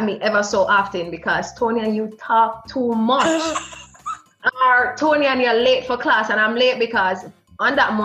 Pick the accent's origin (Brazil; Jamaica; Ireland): Jamaica; Portmore, Saint Catherine; moved away as an adult; also born or lived in Japan; now in Manchester, Jamaica; I grew up in Greater Portmore, in a single parent family